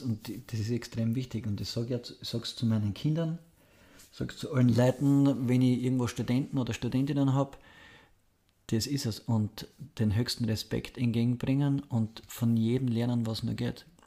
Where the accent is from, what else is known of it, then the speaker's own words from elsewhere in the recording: home town near Graz, Styria, Austria; mit dem Fußballtrainer aus Graz zum Fußballtraining in meinen Heimatort gefahren, habe quasi 200, 300 Meter neben meinem Heimathaus Fußball trainiert